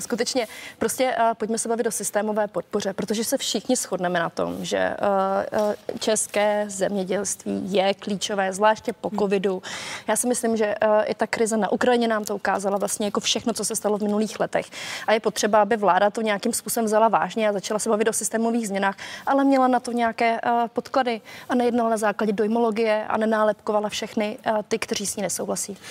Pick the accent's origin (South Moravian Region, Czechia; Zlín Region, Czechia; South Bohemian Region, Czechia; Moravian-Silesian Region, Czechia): South Moravian Region, Czechia; Moravian Slovakia; já jsem ze Slovácka